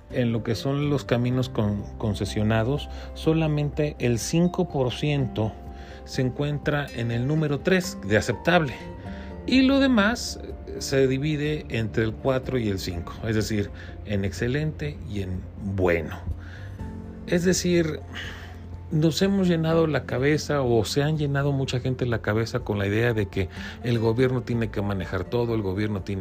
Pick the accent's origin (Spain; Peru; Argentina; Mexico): Mexico; yo como mexicano puedo